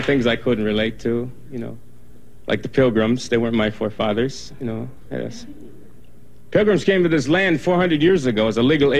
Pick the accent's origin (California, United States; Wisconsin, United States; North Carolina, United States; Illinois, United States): Wisconsin, United States; now in Los Angeles, United States; I'm a... Oneida, I'm from Wisconsin. It's part of your Iroquois Nation. My people are from Wisconsin. We used to be from New York.